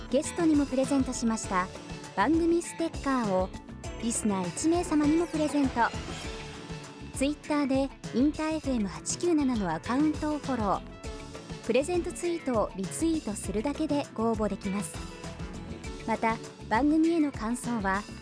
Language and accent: Japanese; Tokyo, Japan; そうですねお茶の水生まれお茶の水生まれ